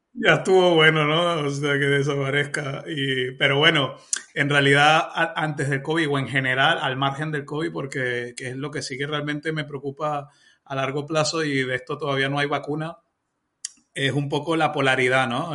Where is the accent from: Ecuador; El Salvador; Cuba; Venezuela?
Venezuela; now in Spain